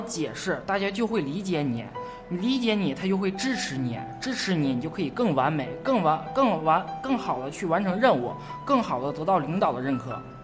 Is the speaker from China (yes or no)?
yes; Yichun, Heilongjiang, China; 我家乡是一村的，红松的故乡